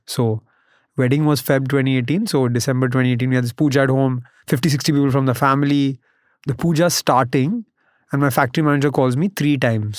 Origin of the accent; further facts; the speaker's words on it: Mumbai, Maharashtra, India; also born or lived in United States; I grew up in Bombay, went to college in the U S.